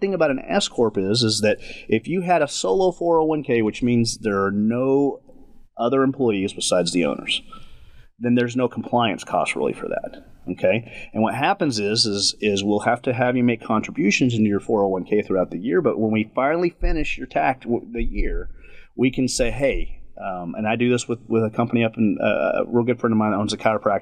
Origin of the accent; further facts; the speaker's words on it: West Texas, United States; I grew up in West Texas